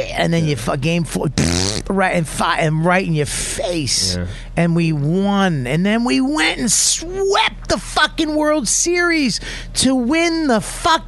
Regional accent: Boston, Massachusetts, United States

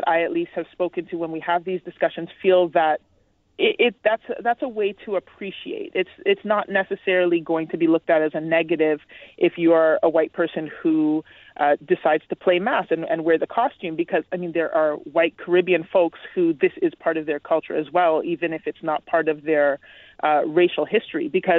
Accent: Canada; I am of Jamaican descent. My parents are Jamaican, but I was born and raised in Canada

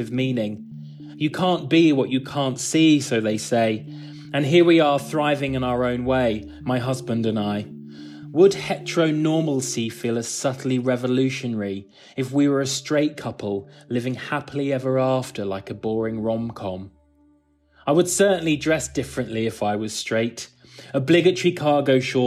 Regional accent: England, United Kingdom

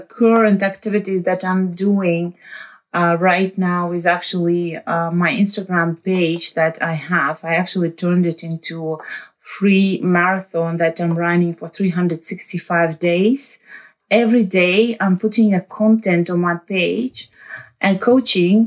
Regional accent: Uzbekistan; moved away as an adult; now in The Hague, Netherlands; originally I'm from Uzbekistan. I left Uzbekistan when I was 23 years old

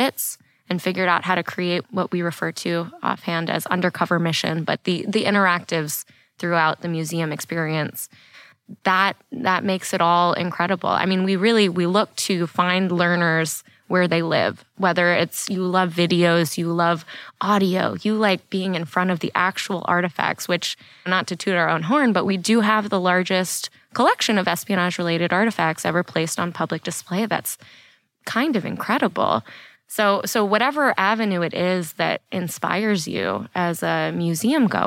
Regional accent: just outside D.C., Maryland, United States; also born or lived in Washington, D.C.; I am from the D.C. area. I was born in D.C. and I was raised just outside Maryland.

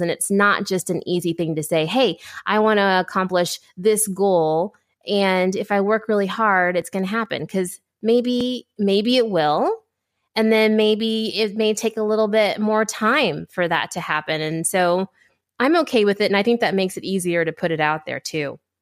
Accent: Ohio, United States; grew up in Ohio

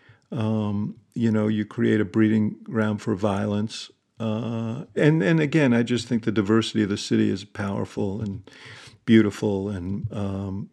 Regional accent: New York, United States; moved away as an adult; now in Chicago, United States; I grew up in New York.

